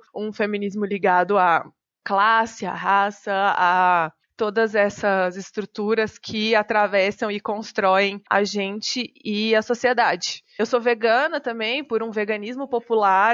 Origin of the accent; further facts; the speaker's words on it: João Monlevade, Minas Gerais, Brazil; moved away as an adult; also born or lived in Belo Horizonte; now in São Paulo, Brazil; Eu nasci numa cidade pequenininha em Minas Gerais, se chama João Monlevade, é na cidade que eu nasci. Eu já morei lá, morei em Belo Horizonte e moro em São Paulo há alguns anos